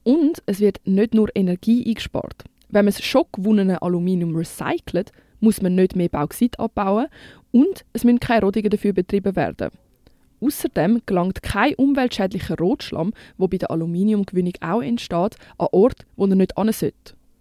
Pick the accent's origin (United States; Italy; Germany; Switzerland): Switzerland; bei uns in der Schweiz